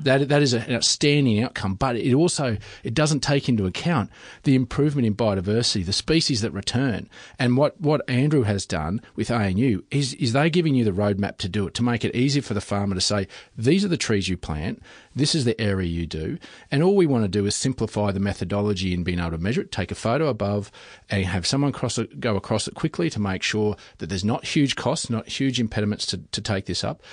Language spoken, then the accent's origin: English; Western Queensland, Australia; I come from Western Queensland